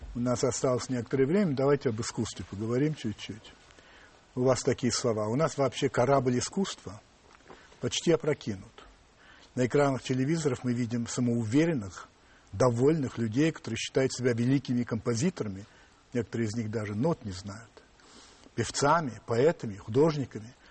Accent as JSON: {"language": "Russian", "country": "Russia", "said": "да, я из России"}